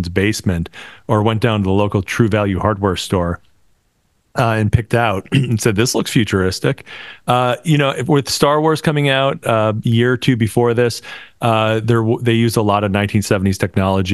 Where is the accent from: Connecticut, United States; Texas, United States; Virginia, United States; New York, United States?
New York, United States; Buffalo; We grew up in Buffalo